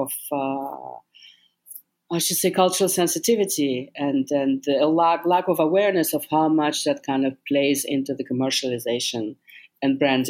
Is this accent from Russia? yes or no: yes; Russia; also born or lived in Jackson Heights, Queens, New York; now in New York, United States; I was born in Russia, and I'm a Russian speaker